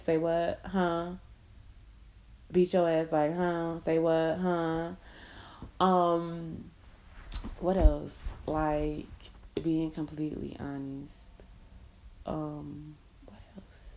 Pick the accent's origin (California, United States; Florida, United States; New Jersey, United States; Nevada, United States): Florida, United States; Miami; moved away as an adult; now in Indiana, United States; I'm from Miami. I'm moving to Indiana